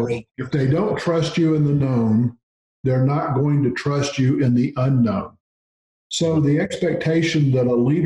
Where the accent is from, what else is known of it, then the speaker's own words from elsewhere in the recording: Gulf Coast, United States; I grew up on the Gulf Coast.